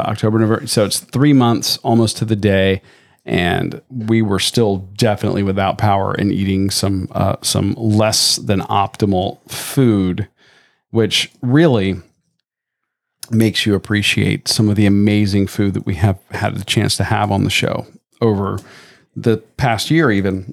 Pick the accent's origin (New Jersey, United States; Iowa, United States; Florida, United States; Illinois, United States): Florida, United States; Tampa; growing up in Tampa